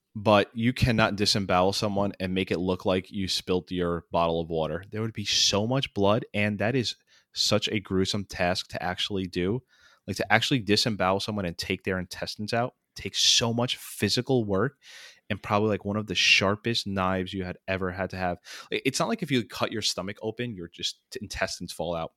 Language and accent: English; New York, United States; where, where I grew up in New York is so it's so right now, like, uh, pol-, politically diverse